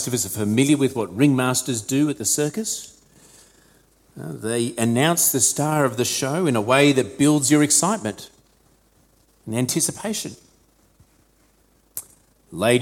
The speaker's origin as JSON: {"language": "English", "country": "Australia", "said": "Australian Christians"}